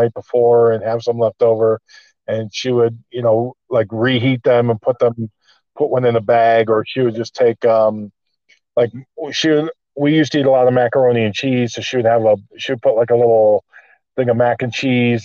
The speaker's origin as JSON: {"language": "English", "town": "Mount Clemens", "region": "Michigan", "country": "United States", "tie": "born or raised there", "also_born_or_lived": "Las Vegas, Nevada / Pasadena, California", "moved": "as an adult", "lives_now": "Glendale, United States", "said": "Originally from Mount Clemens, Michigan. I grew up in Michigan."}